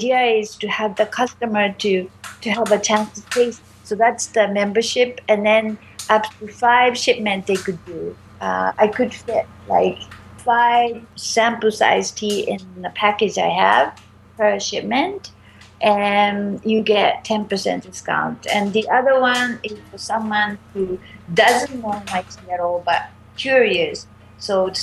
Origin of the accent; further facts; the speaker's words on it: Japan; moved away as an adult; also born or lived in China / San Francisco / New York; now in Montreal, Canada; I grew up in Japan